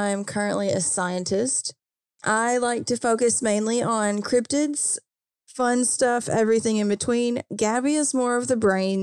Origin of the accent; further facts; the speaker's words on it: Kentucky, United States; I'm from Kentucky